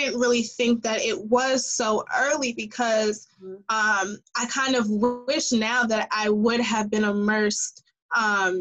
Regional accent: New York City, New York, United States; as a New Yorker

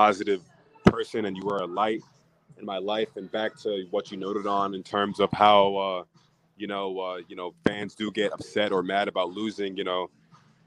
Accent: New Jersey, United States; moved away as an adult; also born or lived in Miami, Florida / Los Angeles, California; I'm a Jersey native. I was born and raised in Jersey

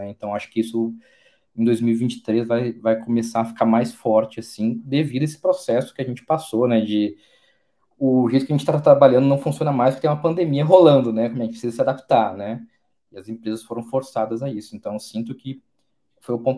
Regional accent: Porto Alegre, Rio Grande do Sul, Brazil; also born or lived in Salvador / Vitória; now in São Paulo, Brazil; Sou gaúcho de Porto Alegre, morei em Salvador, passei bastante tempo em Vitória, Espírito Santo e estou há quatro anos em São Paulo agora.

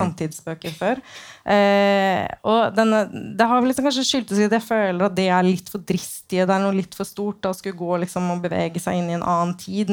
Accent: Oslo, Norway; min hjemby, da, Oslo

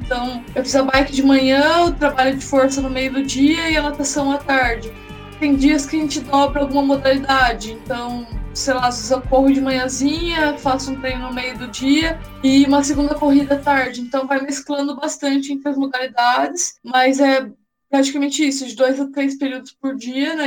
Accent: Araras, São Paulo, Brazil; eu sou nascida em Araras, no interior de São Paulo

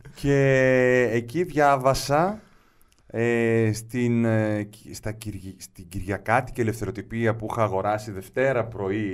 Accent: Moschato, Attica, Greece; also born or lived in Piraeus; Ε, γεννήθηκα στον Πειραιά, μεγάλωσα στο Μοσχάτο.

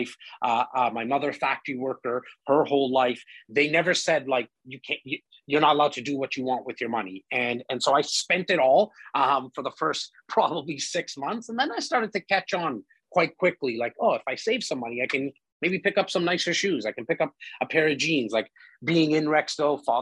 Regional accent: Toronto, Ontario, Canada; I'm born and raised in Rexdale, northern part of Toronto

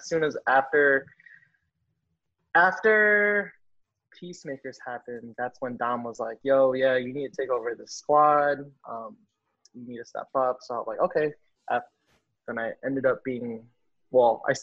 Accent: Skokie, Illinois, United States; now in Los Angeles, United States; the Skokie area of Chicago

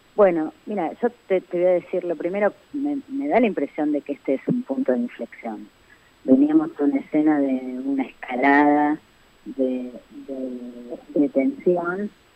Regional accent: Argentina; somos, los argentinos

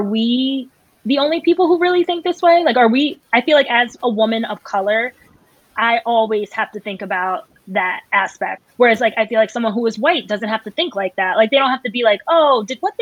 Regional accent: Northeast, United States; I'm from the Northeast

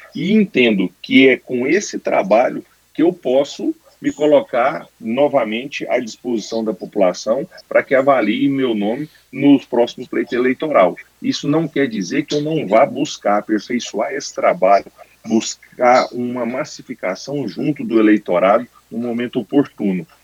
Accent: Brazil; como brasileiro

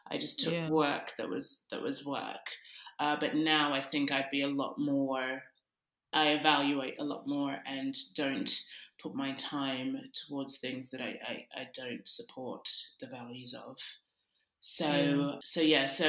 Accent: Sydney, New South Wales, Australia; now in London, United Kingdom; I grew up in Sydney, Australia, and now I also live in London.

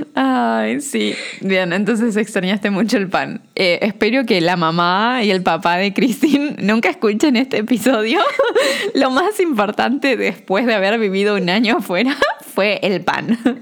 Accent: Corrientes, Argentina; yo soy de Corrientes

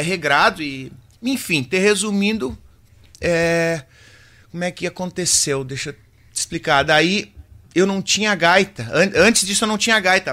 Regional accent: Quaraí, Rio Grande do Sul, Brazil; also born or lived in Curitibanos; eu vim do interior, lá da Boa União, né? Terceiro Sim. distrito de Quaraí, então, até meus cinco anos eu vivi lá.

